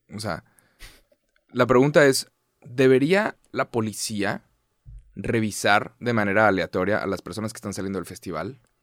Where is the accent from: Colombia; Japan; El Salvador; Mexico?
Mexico; Soy de México